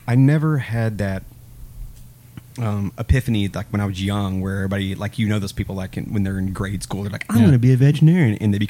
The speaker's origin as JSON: {"language": "English", "town": "Russellville", "region": "Arkansas", "country": "United States", "said": "I'm actually from Russellville, Arkansas."}